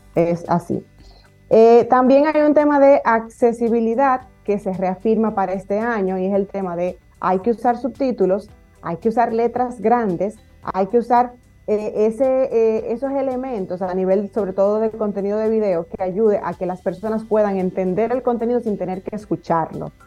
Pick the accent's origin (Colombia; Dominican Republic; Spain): Dominican Republic